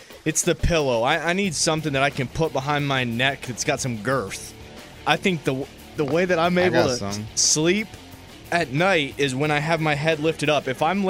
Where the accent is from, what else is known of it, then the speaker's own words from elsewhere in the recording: the North, United States; I'm from the North.